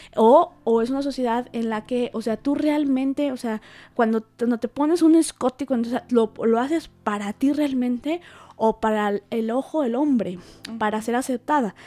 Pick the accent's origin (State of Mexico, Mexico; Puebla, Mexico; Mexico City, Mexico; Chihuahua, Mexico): Puebla, Mexico; Huauchinango; yo soy originaria de un pueblito, la sierra norte de Puebla, se llama Chinango